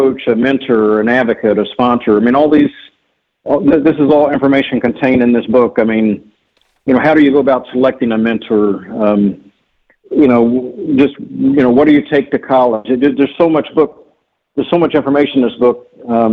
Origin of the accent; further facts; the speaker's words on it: New Castle, Indiana, United States; now in Shaker Heights, United States; growing up in Central Indiana